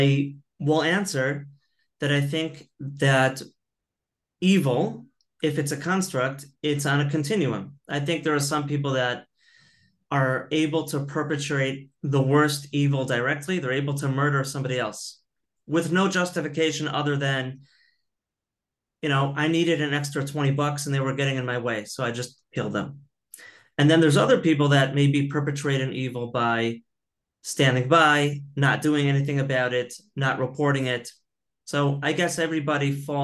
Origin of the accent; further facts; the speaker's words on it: Chicago, Illinois, United States; now in Israel; I grew up in Chicago